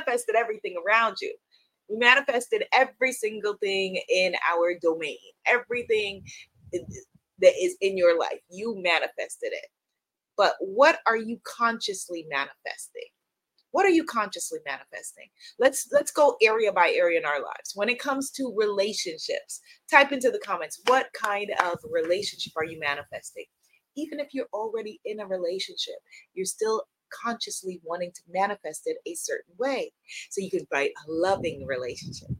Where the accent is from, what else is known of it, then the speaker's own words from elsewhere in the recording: New York, United States; I live in New York. I'm a New Yorker